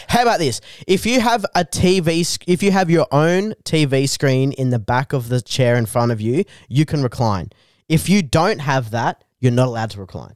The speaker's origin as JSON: {"language": "English", "town": "Bungendore", "region": "New South Wales", "country": "Australia", "tie": "born or raised there", "said": "I grew up in Bungandore, New South Wales."}